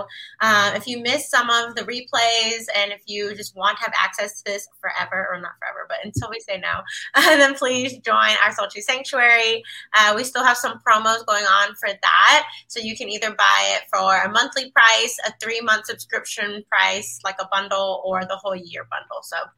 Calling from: Washington, District of Columbia, United States; I'm tuning in from Washington, D.C.

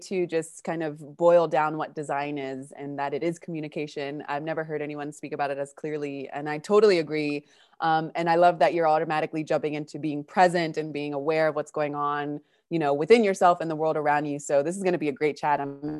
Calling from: Patagonia, Argentina; I'm calling from Argentina and Patagonia.

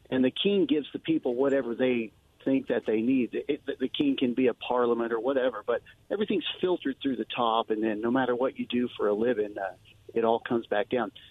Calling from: Wallowa, Oregon, United States; from Wallowa.

